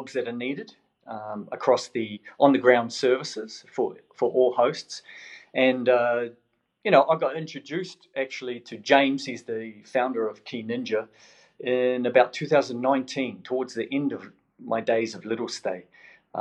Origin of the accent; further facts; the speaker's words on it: New Zealand; now in Melbourne, Australia; originally from New Zealand. Came over in 2004. You know, one Kiwi at a time, and here we are. So, but people still pick up the accent